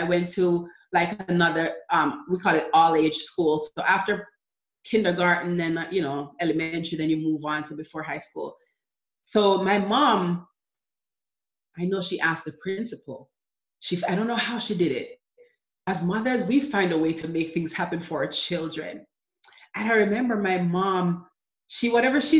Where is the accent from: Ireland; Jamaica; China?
Jamaica; moved away as an adult; also born or lived in New Jersey / Florida; now in United States; growing up in Jamaica with my mom, we were poor